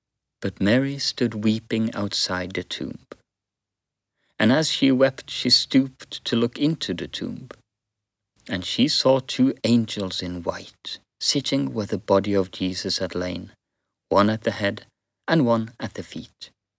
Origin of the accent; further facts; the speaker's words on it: Western Norway, Norway; Even though I am from Western Norway and now live in the Southeast, I can relate.